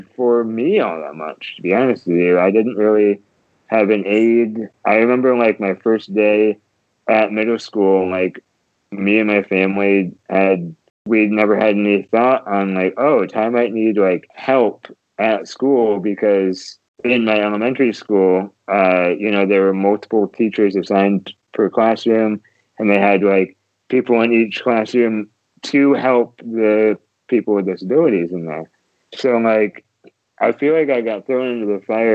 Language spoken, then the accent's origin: English; Grand Rapids, Michigan, United States; I was born and raised here in Grand Rapids